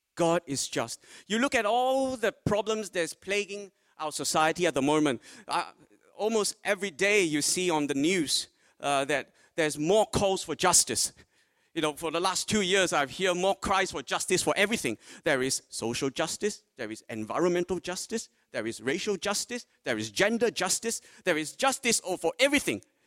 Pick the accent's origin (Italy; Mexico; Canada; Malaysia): Malaysia; now in Port Lincoln, Australia; Originally, I was born in Malaysia